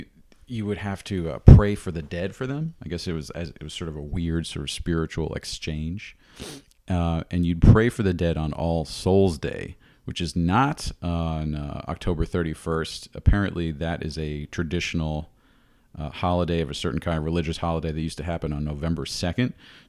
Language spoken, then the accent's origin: English; New York, United States; I don't have any experience with that here where I grew up in the New York region